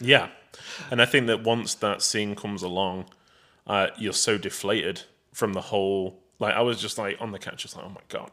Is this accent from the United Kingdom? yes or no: yes; England, United Kingdom; I'm English, British